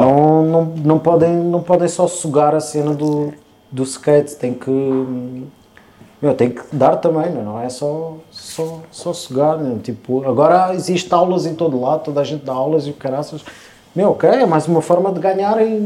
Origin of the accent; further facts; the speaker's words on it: Portugal; Ah, somos de Portugal